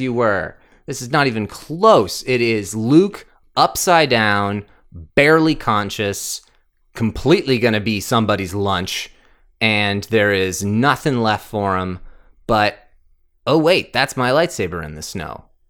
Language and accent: English; Canada; we're Canadian